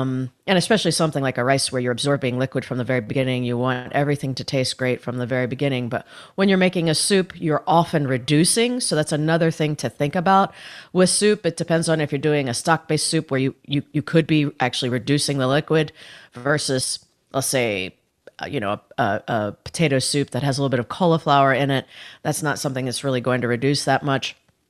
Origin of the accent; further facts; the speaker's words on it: Indiana, United States; Well, I grew up in Northern Indiana.